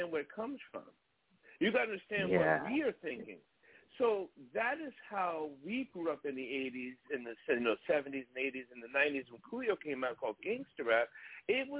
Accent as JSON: {"language": "English", "region": "New York", "country": "United States", "tie": "born or raised there", "said": "growing up in New York"}